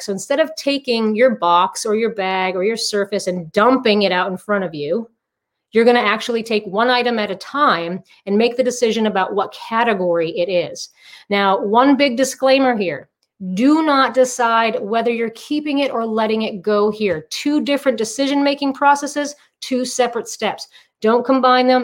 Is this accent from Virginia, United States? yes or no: no; Massachusetts, United States; moved away as an adult; also born or lived in Southern California; now in Palm Desert, United States; I'm originally from Massachusetts. I transplanted to Southern California in 2002.